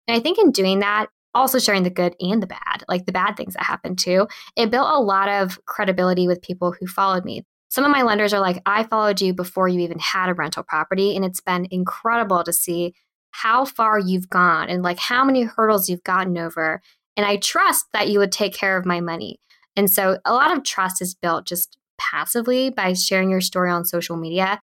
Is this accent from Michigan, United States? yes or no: no; Bay Area, California, United States; Born and raised in the Bay Area. So I lived in a small town south of San Francisco